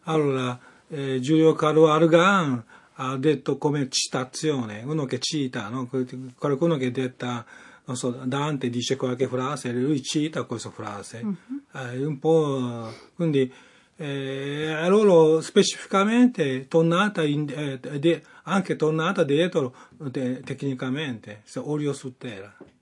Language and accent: Italian; Japan; Italian is a second language; now in Rome, Italy; io sono giapponese, però sono artista romani